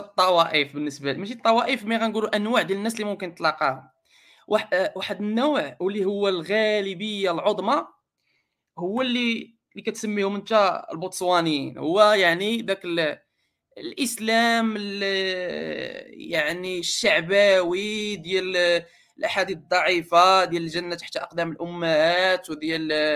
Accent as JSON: {"language": "Arabic", "country": "Morocco", "said": "كنا مغاربه"}